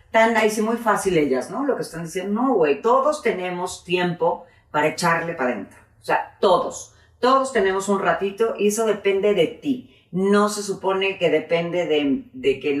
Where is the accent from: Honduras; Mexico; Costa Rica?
Costa Rica; yo, soy de Costa Rica, y me pasa que de repente estoy en algún lugar y digo, huele a Costa Rica